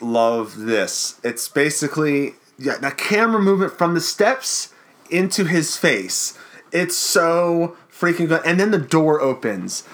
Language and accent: English; Baltimore, Maryland, United States; we're from Baltimore too